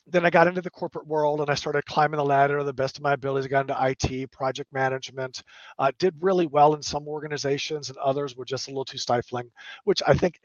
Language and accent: English; San Antonio, Texas, United States; also born or lived in Lufkin, Texas / Cherry Point, North Carolina; I grew up in San Antonio. And then my parents moved me to a little small town called Lufkin, Texas, my 11th year, right? So as I was a junior